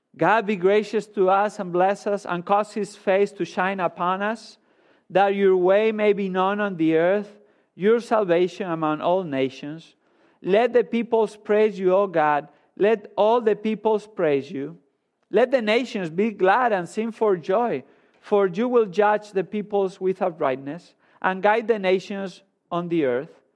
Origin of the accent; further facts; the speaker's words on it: Spain; moved away as an adult; I grew up in Spain